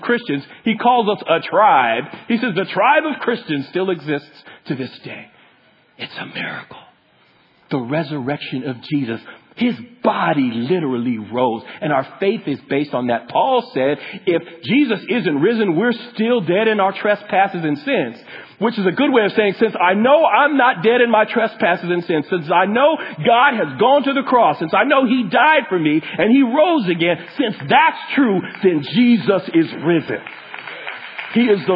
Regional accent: Sunnyvale, California, United States; I grew up in Sunnyvale

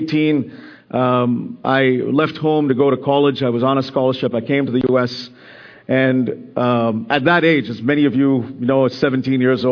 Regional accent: India; moved away; I have just got back from spending 2 weeks in my home country, India

